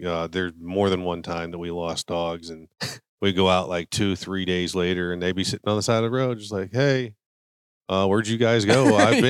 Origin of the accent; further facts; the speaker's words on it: Butler, Pennsylvania, United States; now in Texas, United States; So, I originally grew up in a small town, Butler, Pennsylvania. It's about 45 minutes due north of Pittsburgh on the western side of the state.